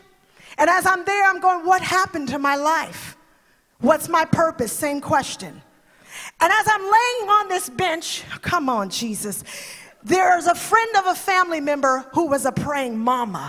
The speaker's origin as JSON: {"language": "English", "town": "New York City", "region": "New York", "country": "United States", "tie": "born or raised there", "said": "I grew up in the boogie down Bronx. Okay, no, I grew up in the Bronx"}